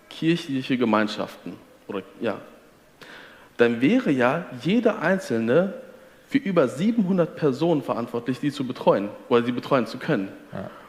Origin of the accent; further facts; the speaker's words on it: Detmold, North Rhine-Westphalia, Germany; Also ich komme, wie du sagst, ich komme aus Detmold. Detmold hat auf vergleichbar große Bewohnerzahl doppelt so viele Freikirchen.